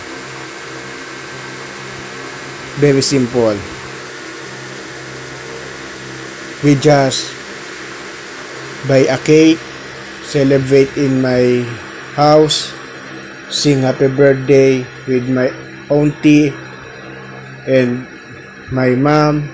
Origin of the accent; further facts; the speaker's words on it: Manila, Metro Manila, Philippines; I'm from Manila.